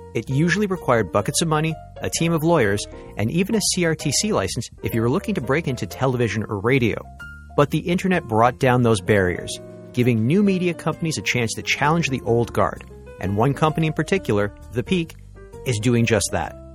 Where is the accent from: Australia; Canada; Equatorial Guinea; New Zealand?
Canada; Mississauga, Ontario; also born or lived in Etobicoke, Toronto; now in Toronto, Canada; I live there right now, and I'm from Mississauga, basically Dixie Lakeshore